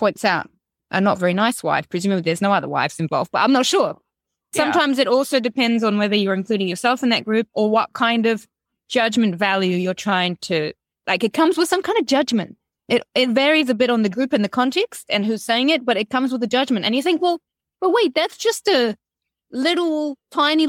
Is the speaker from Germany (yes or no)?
no; Romania; English is a second language; now in New Zealand